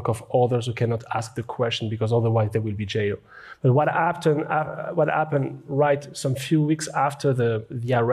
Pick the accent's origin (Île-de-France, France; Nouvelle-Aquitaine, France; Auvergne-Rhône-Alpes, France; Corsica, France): Île-de-France, France; Paris; my hometown